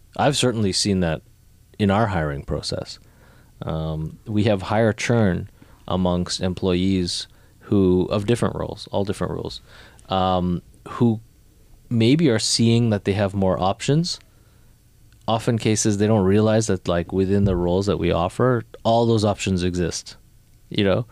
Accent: Canada; moved away as an adult; also born or lived in New York; like me, like born in Canada

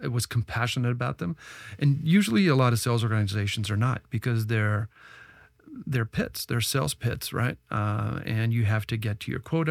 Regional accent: Ottawa, Ontario, Canada; also born or lived in Silicon Valley; now in Toronto, Canada; I'm Canadian, I grew up in Ottawa

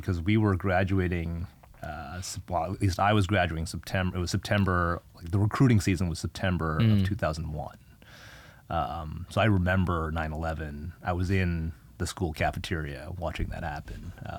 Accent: Canada; you're Canadian, I'm Canadian. We should have kids. We should have those kids in Canada. And we moved back to Canada.

